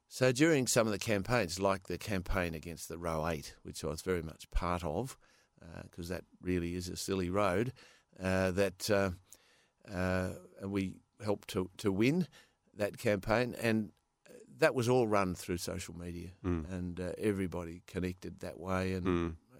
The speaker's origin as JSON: {"language": "English", "town": "Perth", "region": "Western Australia", "country": "Australia", "tie": "born or raised there", "also_born_or_lived": "California", "said": "I was born in Perth"}